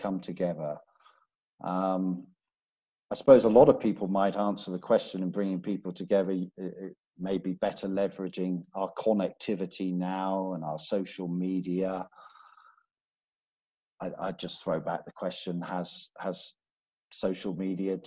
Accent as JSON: {"language": "English", "town": "Belfast", "region": "Northern Ireland", "country": "United Kingdom", "tie": "born or raised there", "said": "I'm from, I was originally born in Belfast, so I'm from Northern Ireland"}